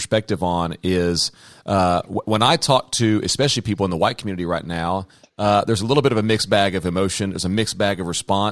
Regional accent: the South, United States; now in Fayetteville, United States; growing up in the South and, you know, being a white person in the South

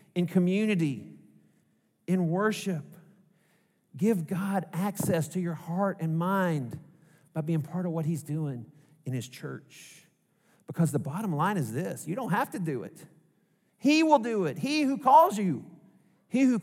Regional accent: Arkansas, United States; accent: Arkansas; my heart language, my mother tongue, is Arkansas

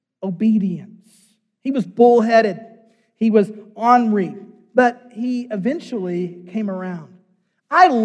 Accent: United States; as an American

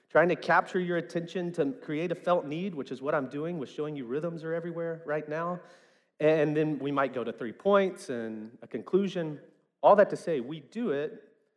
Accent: West Memphis, Arkansas, United States; growing up in West Memphis, especially in the 90s

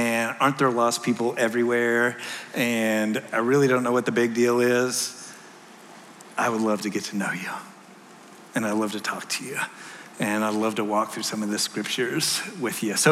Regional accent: Texas, United States; moved away; I'm from Texas.

